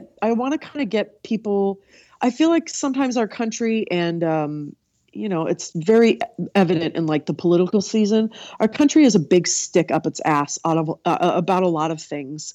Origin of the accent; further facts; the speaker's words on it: California, United States; moved away as an adult; also born or lived in New York City / Minneapolis; I grew up in California with you